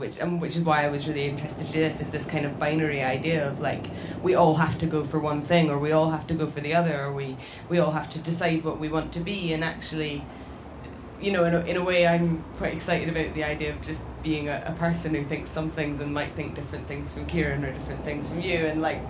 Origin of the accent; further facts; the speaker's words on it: Scotland, United Kingdom; I'm from Scotland